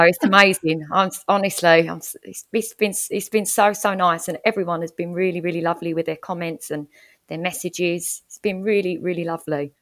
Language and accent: English; Essex, East of England, United Kingdom; I'm calling in from Essex in the U K, um, where I, where I, well, it's my hometown where I live